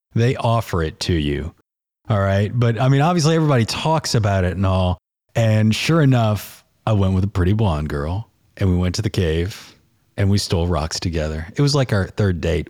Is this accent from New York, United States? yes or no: no; New Orleans, Louisiana, United States; growing up in New Orleans